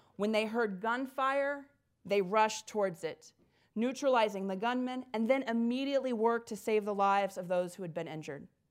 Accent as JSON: {"language": "English", "region": "Indiana", "country": "United States", "moved": "yes", "lives_now": "Dayton, United States", "said": "I'm originally from Indiana"}